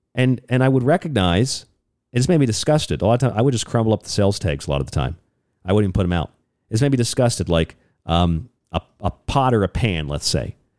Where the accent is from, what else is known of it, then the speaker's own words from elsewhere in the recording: Florida, United States; I grew up in Florida